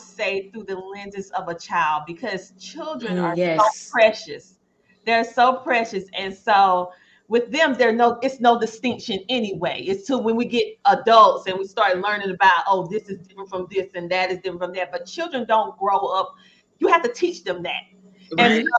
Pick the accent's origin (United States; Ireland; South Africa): United States; we're African-American, but we're from the United States, so we have a different perspective.